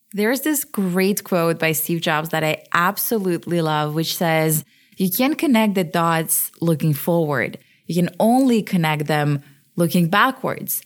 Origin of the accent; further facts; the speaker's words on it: Switzerland; moved away as an adult; also born or lived in Ukraine / London, United Kingdom; I was born in Ukraine, but I grew up in Switzerland, where I live now